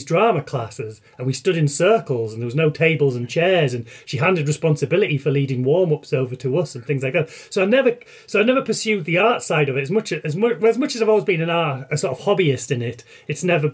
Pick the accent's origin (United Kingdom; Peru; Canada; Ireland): United Kingdom; North East England; also born or lived in Leeds; now in rural Yorkshire, United Kingdom; the northeast of England where I grew.